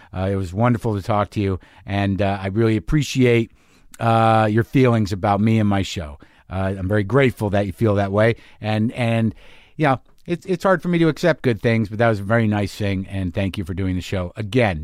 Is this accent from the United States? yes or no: yes; Albuquerque, New Mexico, United States; my hometown